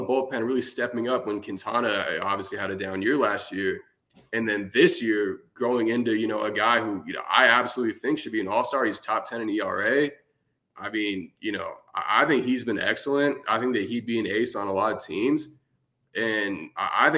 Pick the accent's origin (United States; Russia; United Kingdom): United States; Phoenix, Arizona; I'm actually from Phoenix. I actually still live there.